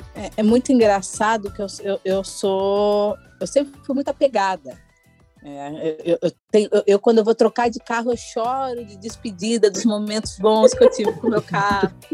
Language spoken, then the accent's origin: Portuguese; Minas Gerais, Brazil; accent: meio mineiro; eu tenho um sotaque muito único, né? Que é meio mineiro